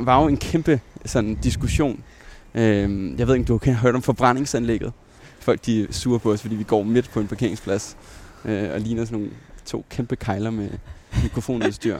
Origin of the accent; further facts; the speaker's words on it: Roskilde, Zealand, Denmark; moved away as an adult; also born or lived in Himmelev; Jeg er født i Roskilde, øh, og øh, boede faktisk også de første to år af mit liv herinde i, øh, inde i midtbyen